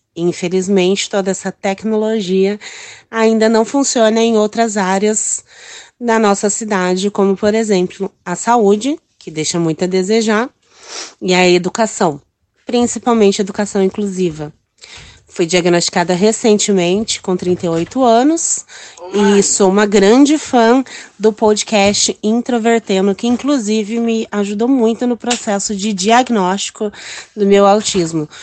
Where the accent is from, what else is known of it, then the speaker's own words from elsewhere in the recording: São José dos Campos, São Paulo, Brazil; sou de São José dos Campos, São Paulo, região do Vale do Paraíba